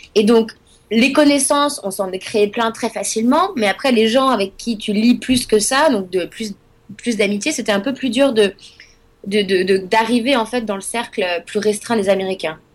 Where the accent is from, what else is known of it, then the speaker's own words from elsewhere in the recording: Nantes, Pays de la Loire, France; moved away as an adult; also born or lived in Paris; now in New York, United States; moi je viens de Nantes à la base